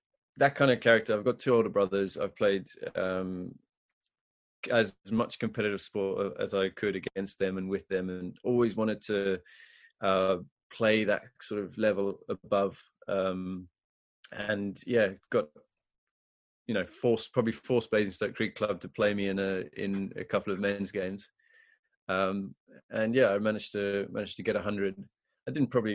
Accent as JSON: {"language": "English", "country": "Zimbabwe", "tie": "born or raised there", "also_born_or_lived": "Harare, Zimbabwe", "moved": "yes", "lives_now": "England", "said": "I grew up in Zimbabwe"}